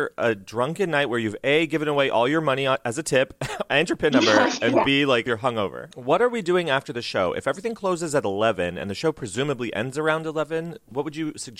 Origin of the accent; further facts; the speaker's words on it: United States; in case we run into locals and we don't want them to know we're American